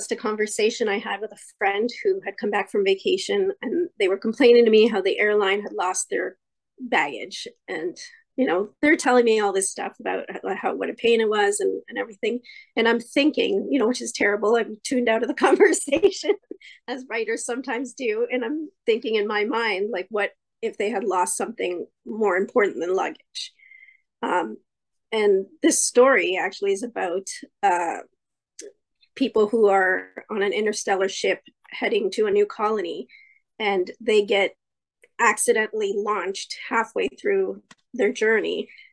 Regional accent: Canada; also born or lived in Santiago, Chile; live in Ontario, Canada, but I was born in Santiago, Chile. My family immigrated to Canada in 1976, so we've been here a while. We did go back for a little bit in the mid-80s, but mostly I've been raised in Canada

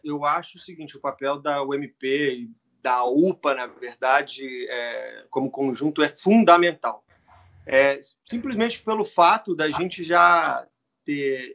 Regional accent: Brazil; also born or lived in Rio de Janeiro; now in São Paulo, Brazil; na igreja onde, onde eu fui criado, em Vila Maria

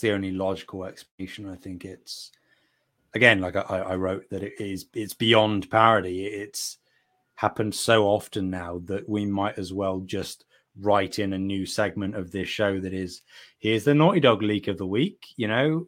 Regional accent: United Kingdom; I'm from Britain

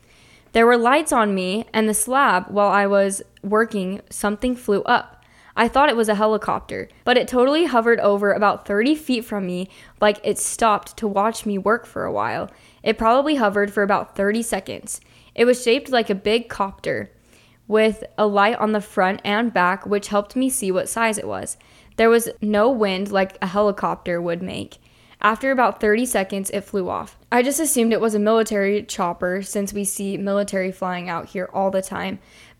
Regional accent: Alaska, United States; Growing up in Alaska, we would see crazy lights in the sky all the time and knew lots of people that swore they had seen UFOs.

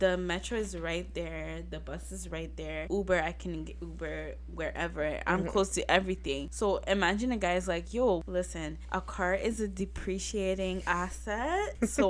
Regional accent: Montreal, Quebec, Canada; Or we're all from Montreal, right?

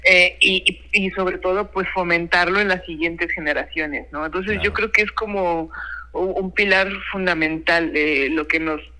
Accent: Mexico; Lo traemos en la genética todos los mexicanos

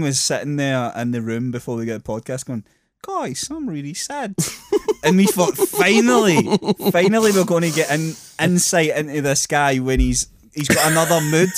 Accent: Scotland, United Kingdom

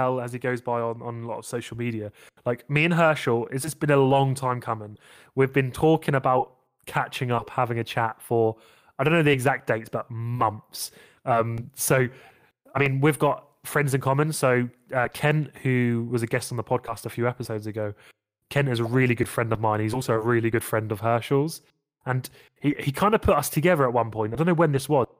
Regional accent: United Kingdom; I'm British.

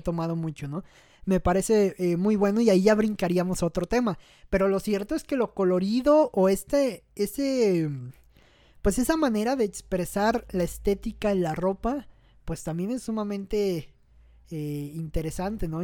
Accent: Mexico; como mexicano

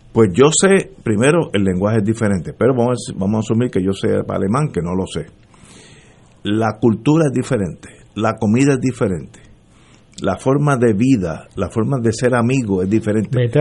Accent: Puerto Rico; Puerto Rico, yo nací, Puerto Rico moriré espero que no sea pronto, pero yo soy puertorriqueño

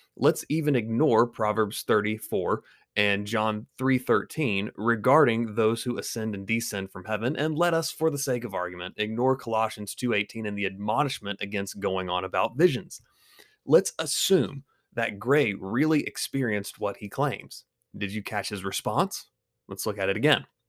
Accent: Greenville, South Carolina, United States; my hometown of Greenville, South Carolina

